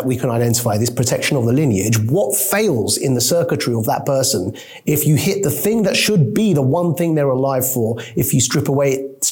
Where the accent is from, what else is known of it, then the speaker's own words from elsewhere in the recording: United Kingdom; also born or lived in Pakistan; I was born in Britain. My mom is a immigrant from Pakistan, and she, from the age of 0 to 3, took me to Pakistan